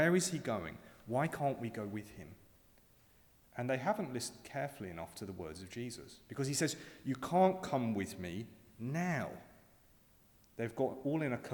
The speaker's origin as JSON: {"language": "English", "region": "around London", "country": "United Kingdom", "tie": "born or raised there", "moved": "yes", "said": "when I was at school growing up around London"}